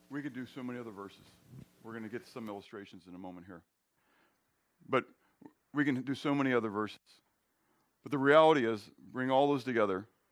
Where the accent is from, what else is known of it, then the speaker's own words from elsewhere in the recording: Pittsburgh, Pennsylvania, United States; I grew up in Pittsburgh